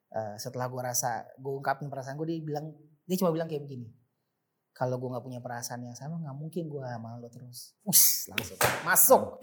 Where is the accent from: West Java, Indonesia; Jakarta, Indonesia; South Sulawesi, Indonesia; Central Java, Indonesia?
Jakarta, Indonesia; sebenarnya bukan asli Jakarta tapi dari kecil di Jakarta dan paham jalanan Jakarta karena gue kecil masa kecil itu Jakarta Timur